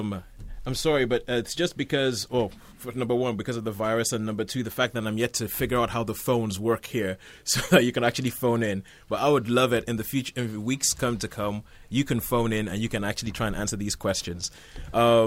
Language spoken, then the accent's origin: English; Nigeria; now in Isle of Wight, United Kingdom; I grew up in Nigeria and we didn't have any cinemas.